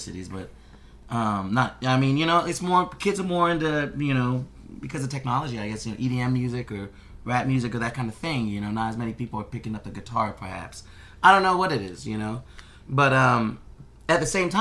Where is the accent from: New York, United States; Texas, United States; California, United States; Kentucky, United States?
Texas, United States; Houston; now in Austin, United States; I'm from Houston